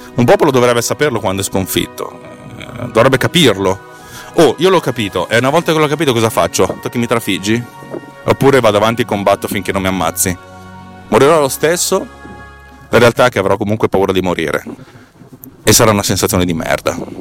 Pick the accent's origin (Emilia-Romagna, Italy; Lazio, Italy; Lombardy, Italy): Lombardy, Italy; Bareggio; scuole medie di Bareggio mi avevano infilato dentro la classe di francese